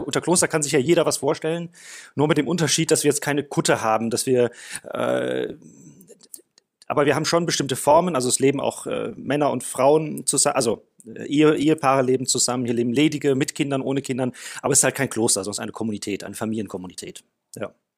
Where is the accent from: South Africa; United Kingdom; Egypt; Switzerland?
South Africa; moved away as an adult; now in Germany; ich bin in Südafrika geboren und groß geworden. Mit 19 Jahren kam ich nach Deutschland